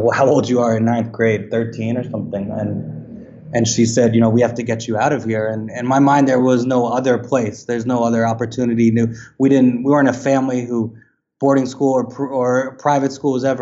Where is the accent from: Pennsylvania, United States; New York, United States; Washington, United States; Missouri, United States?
New York, United States; Westchester County, outside New York City, United States; I grew up outside New York City, Westchester County